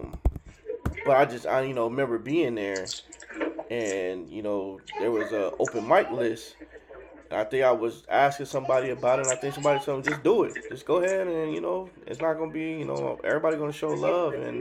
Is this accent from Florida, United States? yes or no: yes; Miami, Florida, United States; I'm from Miami, so I learned hustling